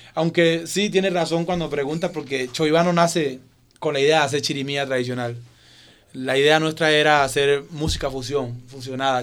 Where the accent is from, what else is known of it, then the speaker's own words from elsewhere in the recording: Tagachí, Chocó, Colombia; moved away; Yo soy de Tagachi y también eh, soy desplazado